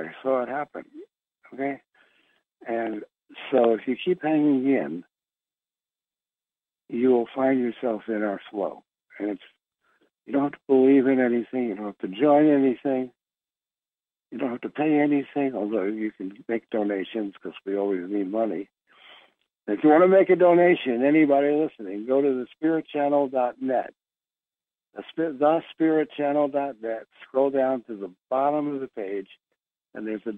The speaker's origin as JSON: {"language": "English", "town": "Philadelphia", "region": "Pennsylvania", "country": "United States", "said": "I'm from Philadelphia"}